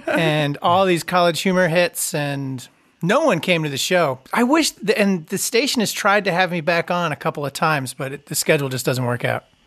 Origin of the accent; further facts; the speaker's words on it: Long Island, New York, United States; I grew up on Long Island